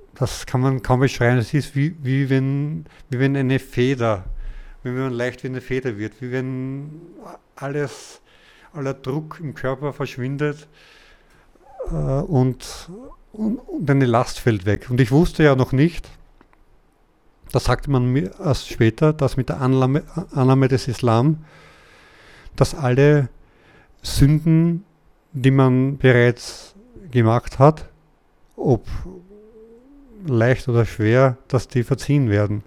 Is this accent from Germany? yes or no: no; Austria; ich bin ja Österreicher